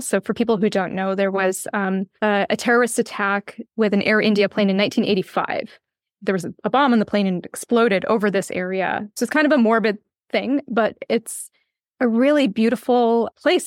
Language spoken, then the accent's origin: English; west coast of Canada, Canada; moved away as an adult; also born or lived in Ireland; Yes, I grew up in Canada, uh, in the west coast of Canada.